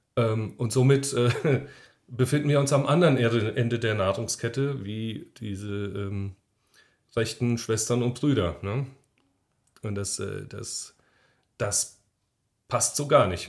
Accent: Germany; in meinem Heimatdorf, meinem, meinem wunderschönen Oberschell, das ich liebe

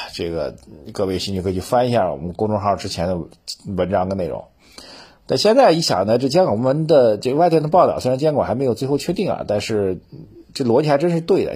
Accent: China; 深圳的奇迹真的值得我们中国人呐，这个我们这一代人见证的改革，开放这一代的这个中国

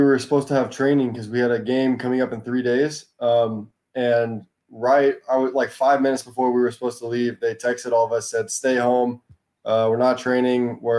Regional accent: Texas, United States; I would say it was pretty normal childhood for me. I played all the sports, of course, but soccer was always my best and my favorite. And I mean, it was different because the other sports are a lot bigger down there.

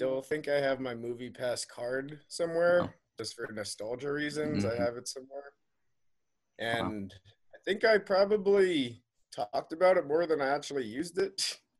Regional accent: Long Island, New York, United States; moved away; I was back in my hometown in Long Island

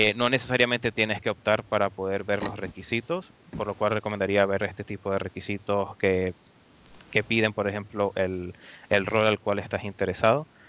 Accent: Venezuela; moved away as an adult; now in Dublin, Ireland; yo soy venezolano, soy de Venezuela

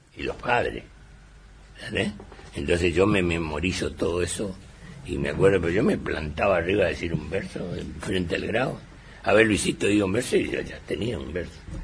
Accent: Villa Ángela, Chaco, Argentina; en mi pueblo, en Villangel, que es tercera ciudad del Chaco

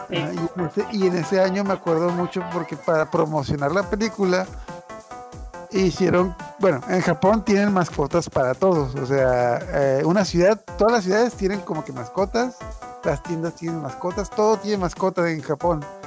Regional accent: Mexico; nosotros somos de México

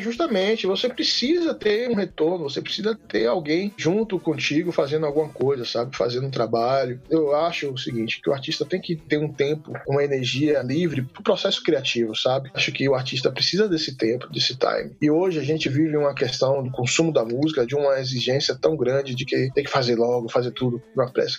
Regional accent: Salvador, Bahia, Brazil; moved away as an adult; now in Brasília, Brazil; eu sou de Salvador, Bahia, mas moro em Brasília há 16 anos

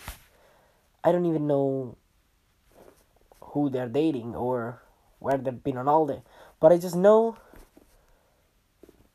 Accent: Italy; moved away; When I moved from Italy, leaving all your good friends, let's say your friends that you grew up with, behind

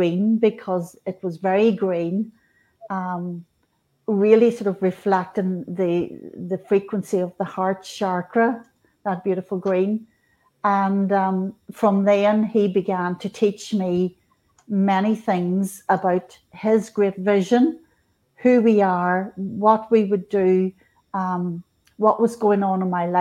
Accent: Northern Ireland, United Kingdom; I was born in Northern Ireland. In 1965, Catholic family

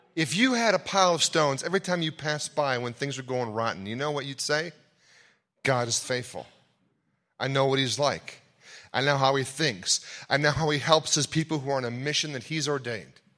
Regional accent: Ohio, United States; I'm from Ohio

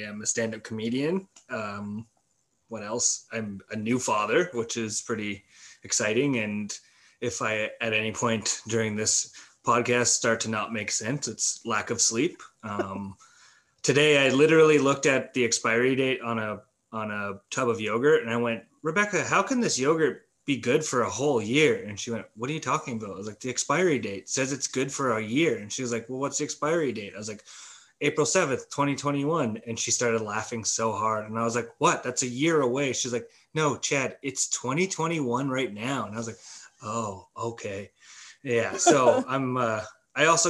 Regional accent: Manitoba, Canada; now in Winnipeg, Canada; I was born and raised in the Nepal, Manitoba

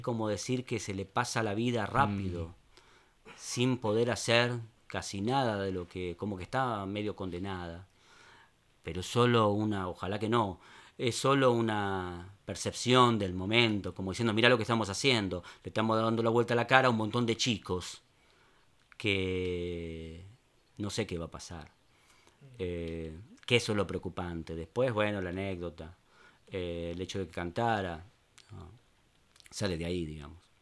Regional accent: Buenos Aires, Argentina; also born or lived in Caballito, Buenos Aires; Yo nací en Palermo Viejo.

